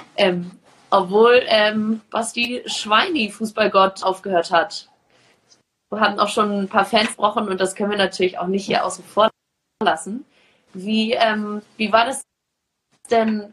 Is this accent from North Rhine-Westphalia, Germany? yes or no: no; Hamburg, Germany; Ich komme aus Hamburg